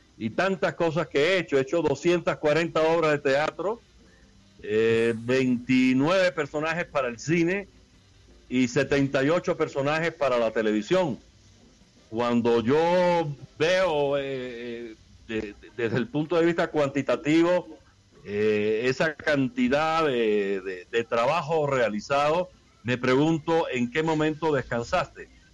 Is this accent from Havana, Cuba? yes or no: no; Caibarién, Villa Clara, Cuba; los portales de, de mi pueblo, en Caibarien